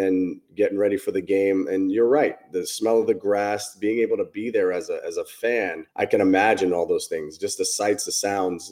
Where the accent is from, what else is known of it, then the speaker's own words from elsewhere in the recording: New York, United States; a kid growing up in New York